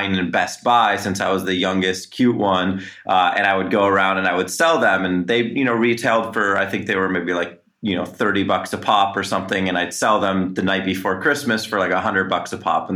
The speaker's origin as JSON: {"language": "English", "town": "Los Angeles", "region": "California", "country": "United States", "tie": "born or raised there", "said": "born and raised in Los Angeles"}